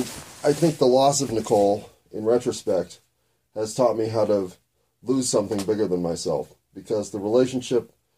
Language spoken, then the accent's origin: English; United States; I'm an American